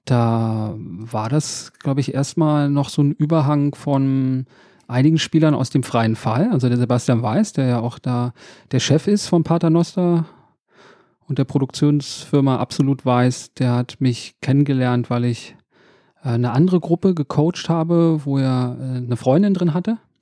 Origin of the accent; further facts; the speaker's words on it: Berlin, Germany; also born or lived in Reinickendorf, Berlin / Wedding, Berlin; aufgewachsen bin ich in Reinickendorf, aber die meiste Zeit in, in Neukölln